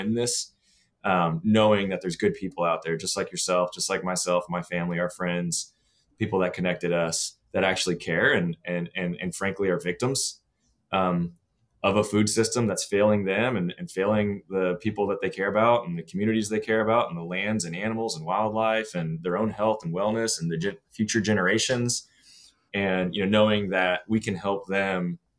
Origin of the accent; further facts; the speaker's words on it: Austin, Texas, United States; growing up in Texas, I actually grew up here in Austin